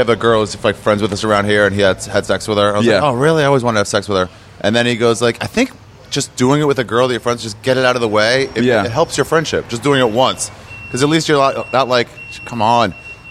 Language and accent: English; Silver Spring, Maryland, United States; Silver Spring. Are you?